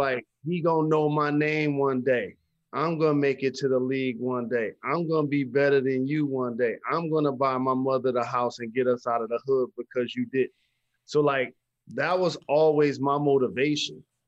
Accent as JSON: {"language": "English", "town": "Detroit", "region": "Michigan", "country": "United States", "tie": "born or raised there", "said": "I grew up playing basketball in Detroit public schools"}